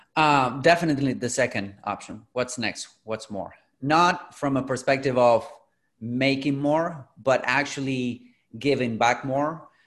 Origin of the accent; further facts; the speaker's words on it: Argentina; I'm originally from Latin America, from Argentina. I'm in Buenos Aires right now.